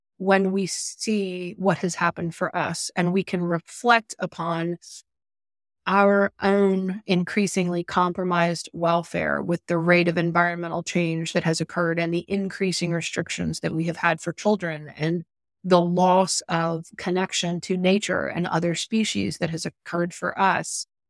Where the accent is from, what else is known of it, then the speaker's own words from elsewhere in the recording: Atlanta, Georgia, United States; my childhood growing up in Atlanta, major U S city right close to downtown